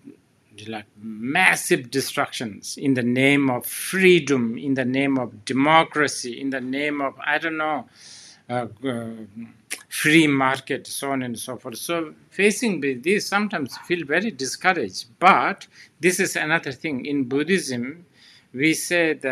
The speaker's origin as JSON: {"language": "English", "country": "Bhutan", "said": "my home country, Bhutan"}